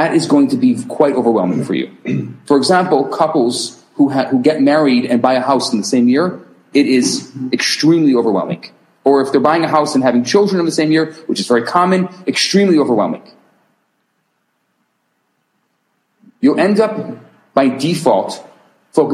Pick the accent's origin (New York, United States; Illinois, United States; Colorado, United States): Illinois, United States; Chicago; I'm from Chicago. I grew up in Chicago.